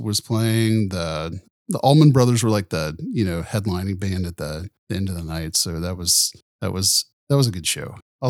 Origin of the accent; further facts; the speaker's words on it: Nashville, Tennessee, United States; I grew up in Nashville and toured as a musician for a few years before getting off the road